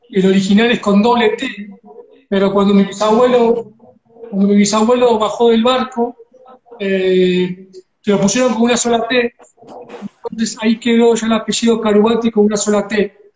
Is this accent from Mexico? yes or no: no; Argentina; moved away; en mi experiencia siendo argentino y haber nacido allá